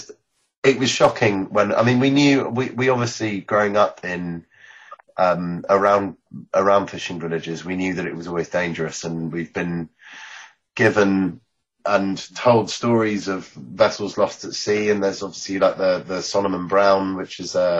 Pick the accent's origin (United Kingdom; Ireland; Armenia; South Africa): United Kingdom; Penzance, South West England; moved away; I grew up in Penzance, which is next to Newlyn, and it's a place where it's a small town at the bottom of Cornwall